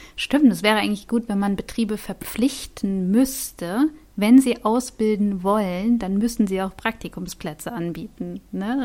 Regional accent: Wiesbaden, Hesse, Germany; ich komme ja aus Wiesbaden

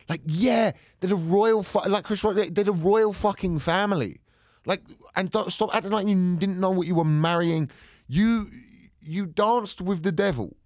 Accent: England, United Kingdom; I'm English.

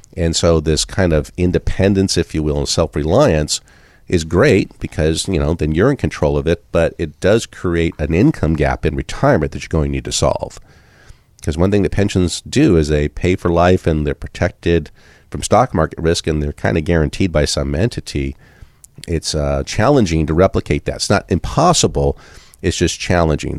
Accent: Southern California, United States; now in Iowa, United States; I grew up in Southern California

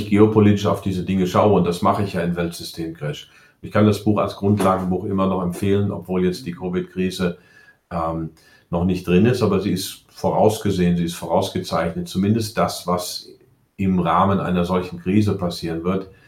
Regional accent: United States; Also ich bin ja Amerikaner, ich muss das hier mal sagen. Bin ja damals ausgewandert, habe die Deutsche behalten, also habe mich einbürgern lassen, bin dann irgendwann doch vor 20 Jahren zurückgekommen.

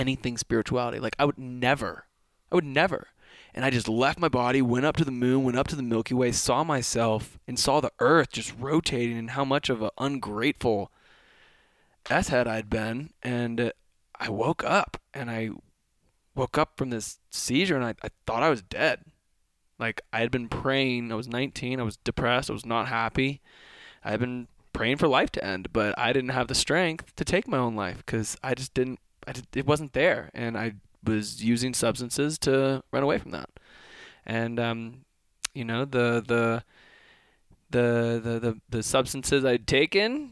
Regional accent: Kentucky, United States; I grew up in Kentucky

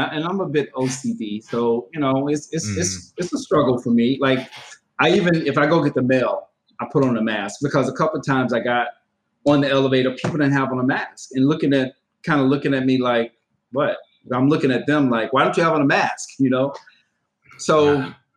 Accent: Georgia, United States; my home state. The state of Georgia

